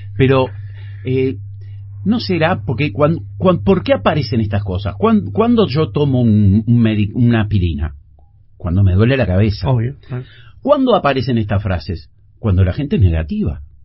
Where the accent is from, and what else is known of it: Uruguay